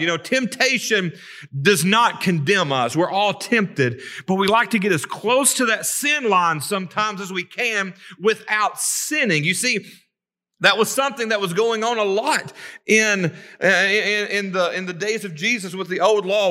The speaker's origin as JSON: {"language": "English", "town": "Savannah", "region": "Tennessee", "country": "United States", "tie": "born or raised there", "lives_now": "Kingston, United States", "said": "growing up in Savannah, growing up on the Tennessee River, living in Kingston the last few years"}